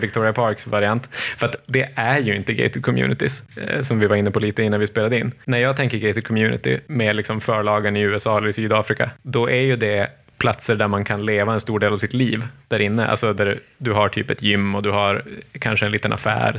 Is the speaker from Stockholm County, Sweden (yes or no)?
no; Malmö, Skåne, Sweden; När jag växte upp i Oxie på 70-talet